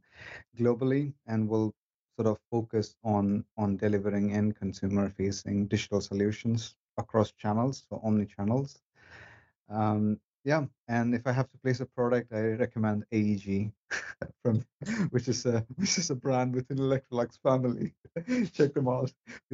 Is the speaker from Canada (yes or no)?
no; India; moved away as an adult; now in Sweden; I am originally from India. I've been living in Sweden for the past 10 years.